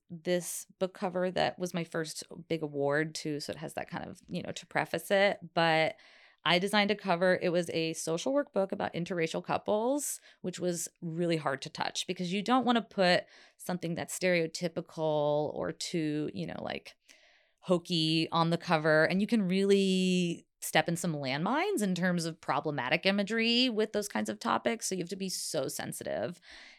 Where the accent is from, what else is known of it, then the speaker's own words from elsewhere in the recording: Southeast, United States; my grandma's from Oklahoma, and growing up in the Southeast, like, cooking was such a thing.